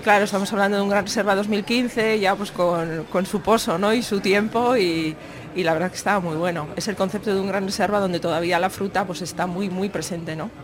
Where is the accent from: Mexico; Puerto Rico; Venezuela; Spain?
Spain; Samaniego, Basque Country; yo vengo de Samaniego